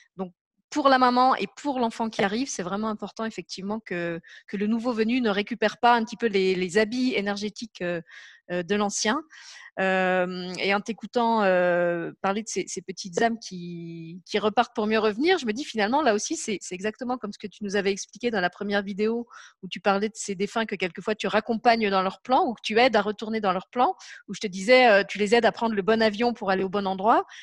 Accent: Lorraine, Grand Est, France; now in Luxembourg; j'habite au Luxembourg et puis je suis née en, en Lorraine

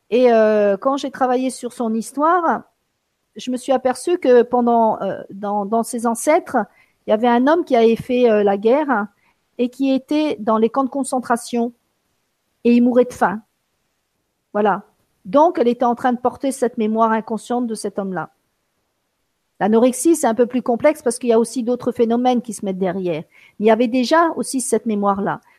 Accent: France; born there; je me suis entendu dire je suis sicilienne, alors que je suis née en France, alors que j'irai pas habiter là-bas, que j'aime beaucoup la France

